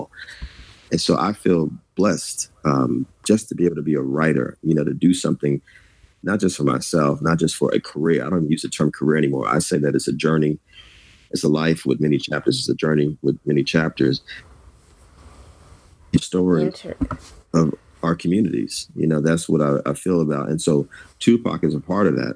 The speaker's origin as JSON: {"language": "English", "town": "Jersey City", "region": "New Jersey", "country": "United States", "tie": "born or raised there", "moved": "yes", "lives_now": "Brooklyn, United States", "said": "a poor Black boy born and raised in Jersey City, New Jersey"}